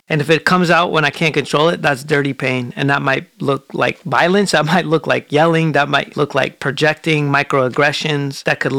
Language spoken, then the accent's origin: English; Portland, Oregon, United States; I grew up in Portland.